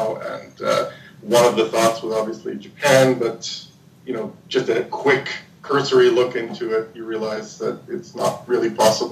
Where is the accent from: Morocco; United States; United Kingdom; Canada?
Canada; Toronto, Ontario; moved away as an adult; also born or lived in Tokyo; now in Dubai, United Arab Emirates; I'm Canadian from Toronto